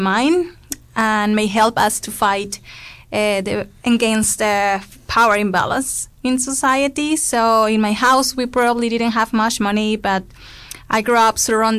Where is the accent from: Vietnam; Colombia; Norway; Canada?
Colombia; Bogotá; moved away as an adult; also born or lived in Cali; now in Dunedin, New Zealand; I grew up in Bogota, that is the capital city of Colombia. There is around 7,500,000 people. However, my family is from Cali, that is in the southwest of Colombia, close to the Pacific Ocean. I'm a single child